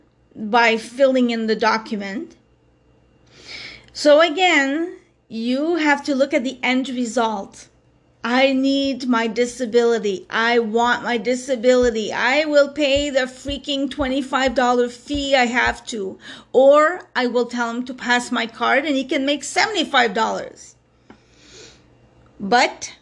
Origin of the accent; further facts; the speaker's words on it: Montreal, Quebec, Canada; I come from Montreal, Quebec, Canada. For those of you who don't know, that's where I'm from